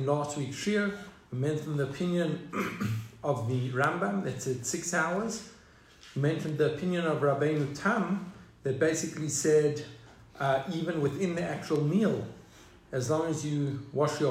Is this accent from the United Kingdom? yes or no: no; South Africa; Growing up in South Africa, that was a very established minhag